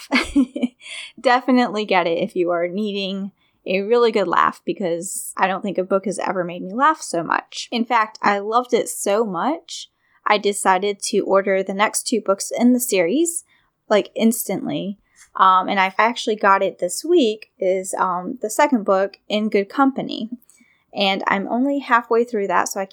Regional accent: Virginia, United States; in my hometown

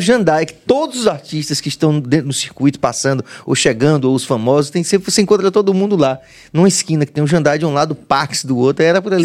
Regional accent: Olindina, Bahia, Brazil; also born or lived in Ubaitaba; Eu sou de Ubaitaba, mas eu me criei em Olindina.

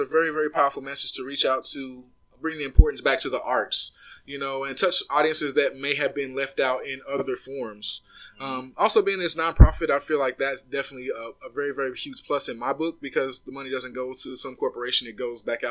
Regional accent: Tulsa, Oklahoma, United States; moved away as an adult; now in Dallas, United States; I'm from Tulsa

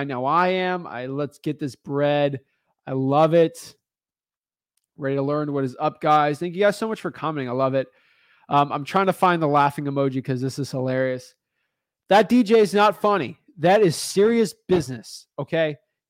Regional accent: Miami Beach, Florida, United States; I'm from Miami Beach. Love Miami Beach.

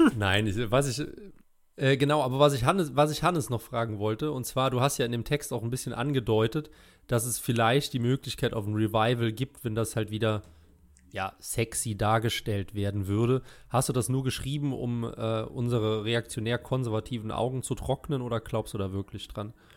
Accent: Germany; als Deutscher

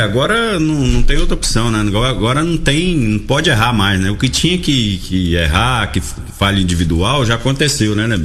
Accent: Santa Helena, Brazil; Eu também sou de Santa Helena

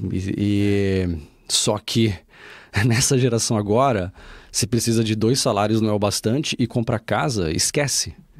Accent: Brazil; accent: Brazilian; now in Portugal; eu tenho um sotaque brasileiro

